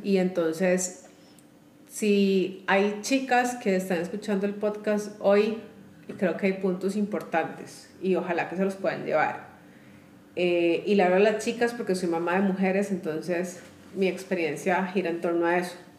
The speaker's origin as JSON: {"language": "Spanish", "country": "Costa Rica", "said": "somos de Costa Rica"}